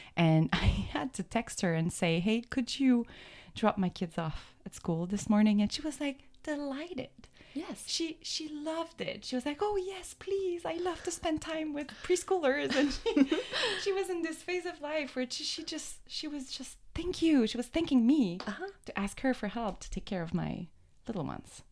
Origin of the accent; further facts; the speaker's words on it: Quebec, Canada; moved away as an adult; also born or lived in Boston area; now in Boston, United States; we're from canada we're from um, quebec that's where my accent comes from